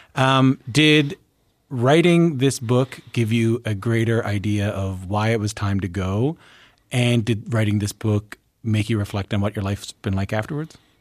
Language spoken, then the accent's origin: English; Newfoundland and Labrador, Canada; where I'm from in Newfoundland and Labrador